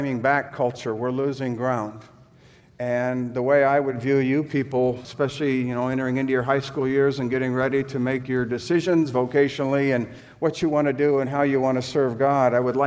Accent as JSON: {"language": "English", "town": "San Diego", "region": "California", "country": "United States", "tie": "born or raised there", "said": "I was raised in San Diego"}